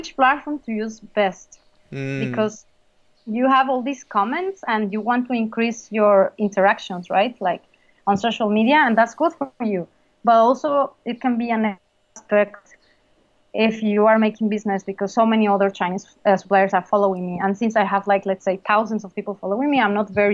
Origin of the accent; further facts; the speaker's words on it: Mexico; moved away; I'm from Mexico.